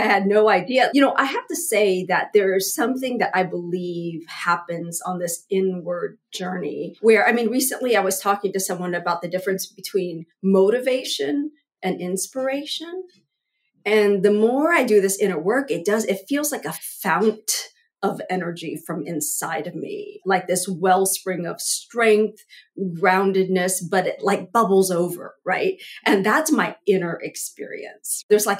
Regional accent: Vietnam; born there; I was born in Vietnam, you know, like I go all the way back there.

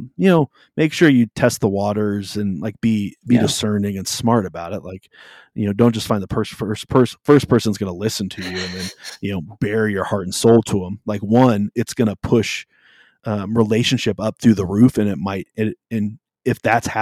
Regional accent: South Dakota, United States; also born or lived in California; we moved from California to South Dakota when I was in the middle of fourth grade.

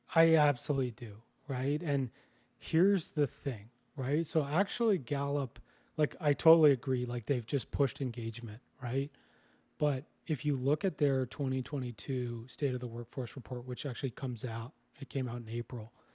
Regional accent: Canada; moved away as an adult; also born or lived in British Columbia; now in Costa Rica; I'm Canadian

